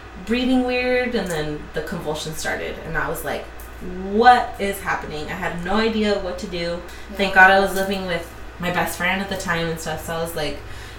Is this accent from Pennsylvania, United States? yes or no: no; Chula Vista, California, United States; also born or lived in San Diego, California; I grew up, born and raised in Chula Vista